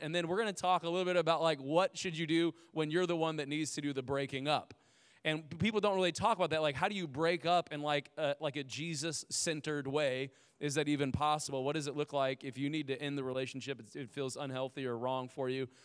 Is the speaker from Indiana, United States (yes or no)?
yes; Indiana, United States; we lived in a, uh, like, a, a trailer home and, uh, growing up in Indiana